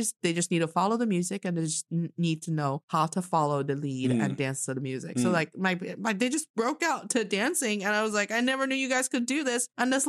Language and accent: English; northern China, China; You know, the northern part of China, we will see, like, for example, in my hometown, if we see a lady that's probably older than your mom's age